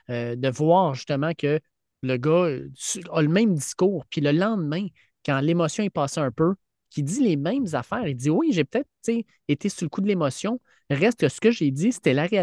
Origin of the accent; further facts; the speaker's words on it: Quebec, Canada; je suis un Québécois, je suis un Canadien, je suis francophone